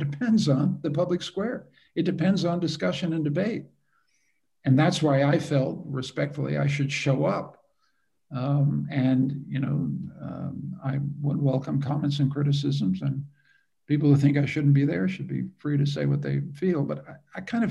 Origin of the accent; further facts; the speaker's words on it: Canada; I'm a Canadian